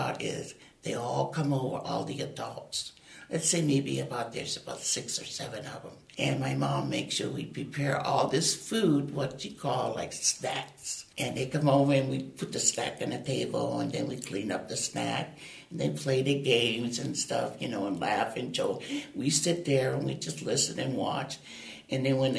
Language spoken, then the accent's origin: English; Oahu, Hawaii, United States; I was born and raised in Hawaii on the island of Oahu.